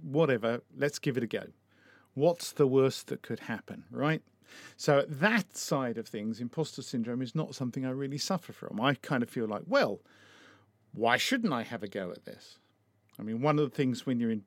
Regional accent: Essex, East of England, United Kingdom; now in Brighton and Hove, United Kingdom; I was brought up in Essex and I've lived in Brighton and Hove for a long time.

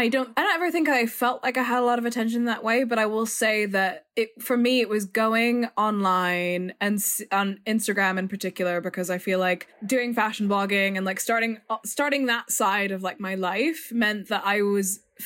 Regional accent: Virginia, United States; moved away as an adult; now in London, United Kingdom; growing up in Virginia

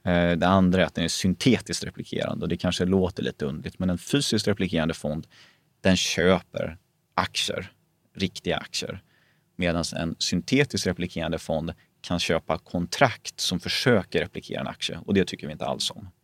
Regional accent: Småland, Sweden; jag är ju grunden smålänning

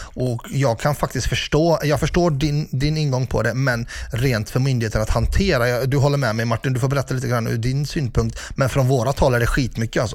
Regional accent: Ulricehamn, Västra Götaland, Sweden; i min hemstad, börjar vi i Ulricehamn

